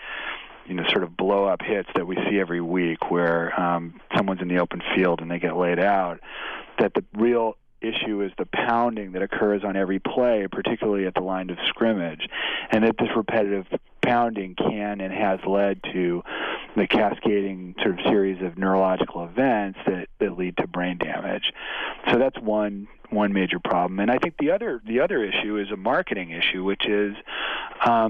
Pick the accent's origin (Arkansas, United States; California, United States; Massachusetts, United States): California, United States; San Francisco Bay Area; In the Bay Area, in the San Francisco Bay Area